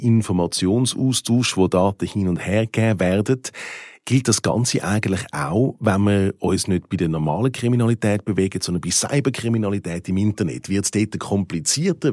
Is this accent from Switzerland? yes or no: yes; Switzerland; wir das hier in der Schweiz